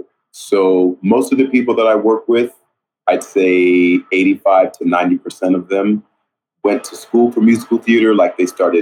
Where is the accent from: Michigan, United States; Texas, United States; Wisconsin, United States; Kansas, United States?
Texas, United States; El Paso; moved away as an adult; Originally, I'm from El Paso, Texas. I went to Bel Air High School